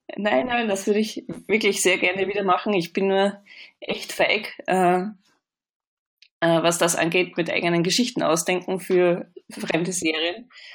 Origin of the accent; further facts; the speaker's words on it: Vienna, Austria; moved away as an adult; now in Hamburg, Germany; ich komme aus Österreich, das hört man wahrscheinlich auch ein bisschen. Bin in Wien aufgewachsen